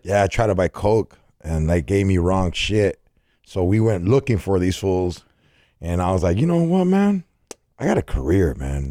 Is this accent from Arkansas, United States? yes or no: no; California, United States; I'm from Cali